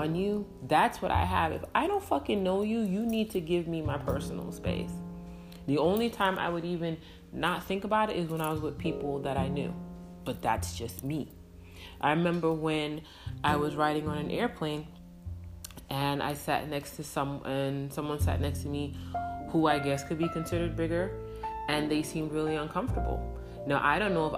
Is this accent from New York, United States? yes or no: yes; New York City, New York, United States; I grew up in New York City